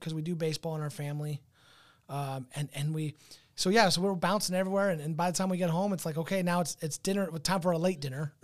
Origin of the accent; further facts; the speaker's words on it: Southern California, United States; moved away; I come from Southern California.